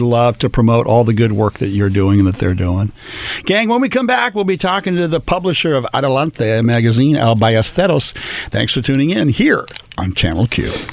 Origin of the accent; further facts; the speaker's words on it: Los Angeles, California, United States; I was born in Lincoln Heights